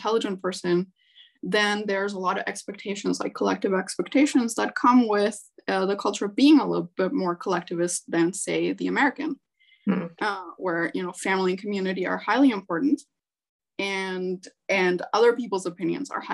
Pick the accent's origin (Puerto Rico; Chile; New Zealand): Chile; moved away as an adult; also born or lived in Canada; growing up in Chile. So my family moved to Canada when I was 19.